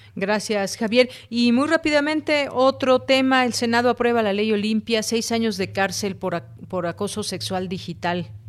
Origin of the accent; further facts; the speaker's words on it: Mexico; como mexicanos